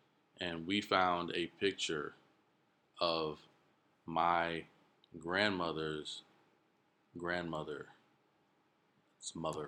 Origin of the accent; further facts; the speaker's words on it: Miami, Florida, United States; born there; also born or lived in New Jersey; I was born in Miami, Florida.